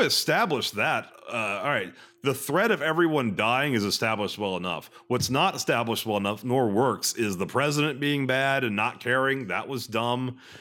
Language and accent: English; Texas, United States; I'm from two countries. I'm from Texas and the United States of America.